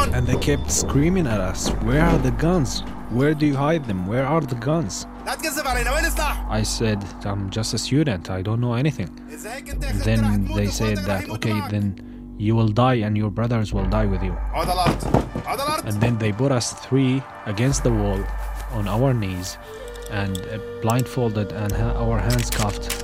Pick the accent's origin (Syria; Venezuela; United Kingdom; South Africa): Syria; moved away; when they ask me, Where are you from? and I say Syria